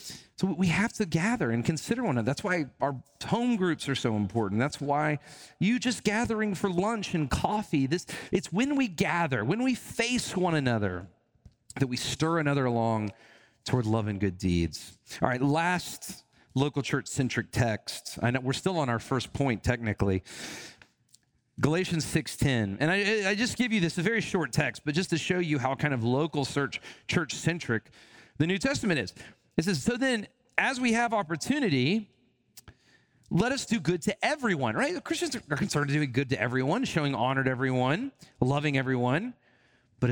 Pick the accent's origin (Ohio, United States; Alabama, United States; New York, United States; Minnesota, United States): Alabama, United States; I grew up in a very, you know, kind of traditional setting in Alabama. I'm from Alabama